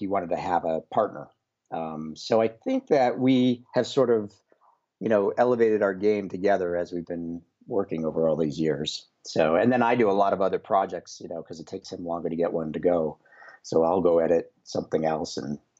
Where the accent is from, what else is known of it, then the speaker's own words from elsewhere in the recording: Buffalo, New York, United States; moved away as an adult; now in California, United States; I grew up in Buffalo, New York.